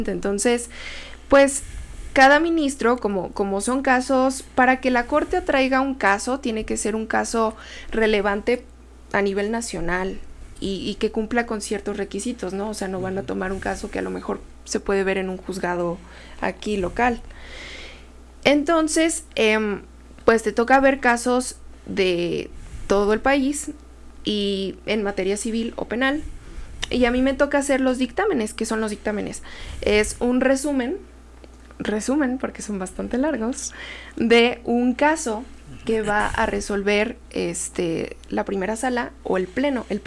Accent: State of Mexico, Mexico; al mismo tiempo que soy mexicano universal Estado de México.

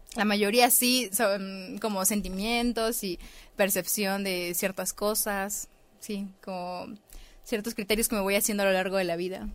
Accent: Tapachula, Chiapas, Mexico; moved away as an adult; now in Mexico City, Mexico; en Tapachula, que es de donde yo soy

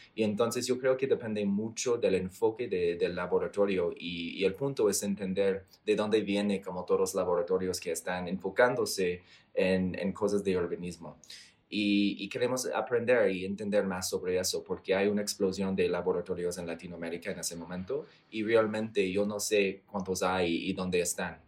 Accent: Canada; Spanish is a second language; now in Colombia; estoy de Canadá

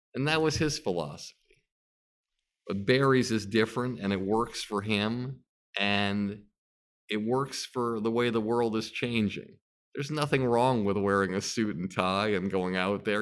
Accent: Longmeadow, Massachusetts, United States; growing up in Long Meadow, Massachusetts

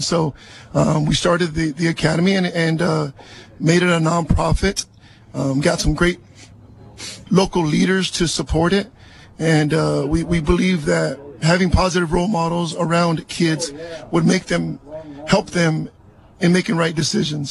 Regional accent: Salinas, California, United States; also born or lived in East Los Angeles, California; I was born in East LA, but raised here in East Salinas

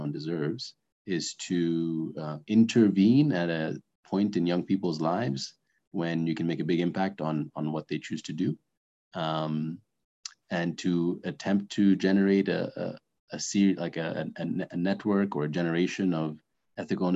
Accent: Cairo, Cairo Governorate, Egypt; moved away; also born or lived in Sudan; I'm from Sudan by nationality, but I grew up primarily in Cairo, Egypt. That's the place where I feel the most local.

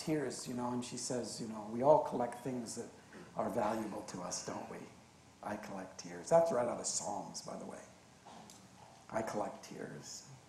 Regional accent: Canada; born there; But I was born Canadian, and I love being Canadian

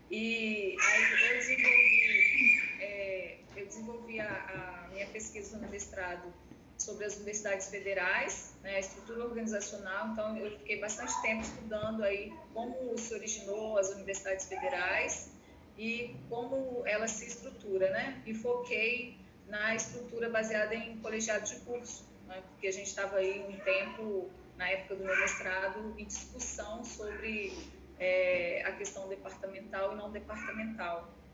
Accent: Muniz Freire, Espírito Santo, Brazil; also born or lived in Alegre; sou natural de Muniz Freire, estou aqui no sul do estado

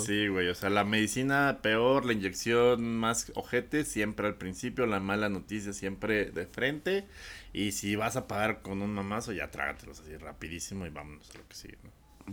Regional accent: Coacalco, State of Mexico, Mexico; soy cholo de Coacalco.

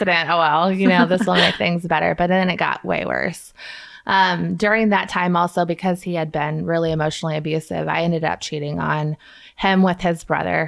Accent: Kansas City, United States; now in Vandalia, United States; I'm from Kansas City, and I somehow ended up in Vandalia, Missouri

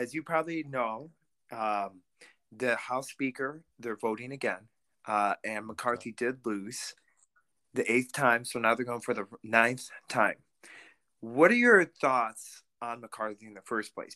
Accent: Russia; now in United States; I'm Russian-American, because I was born in Russia

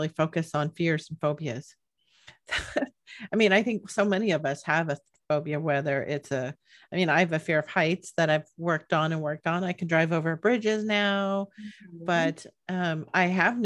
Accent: Bay Area, California, United States; I'm from the Bay Area

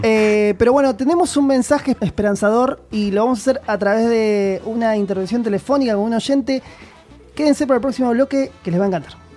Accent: Argentina; somos Argentina, somos un país de tercer mundo

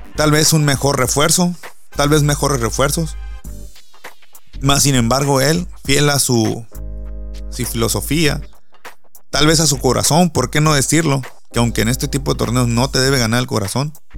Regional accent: San José del Cabo, Baja California Sur, Mexico; soy de San José del Cabo

